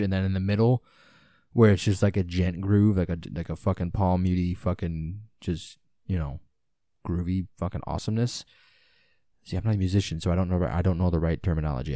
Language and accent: English; United States; being an American